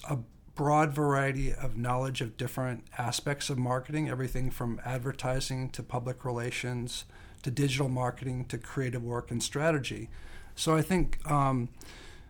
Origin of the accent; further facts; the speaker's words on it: Lincoln, Nebraska, United States; moved away as an adult; also born or lived in Chicago / Taipei, Taiwan / Shanghai, China; I grew up in the Midwest, Nebraska, to be exact. I went to school in Chicago, so that was a big difference between growing up in Lincoln, Nebraska.